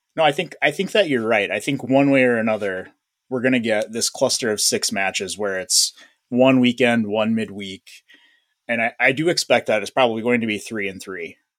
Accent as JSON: {"language": "English", "country": "United States", "said": "my hardwire, uh, status as an American"}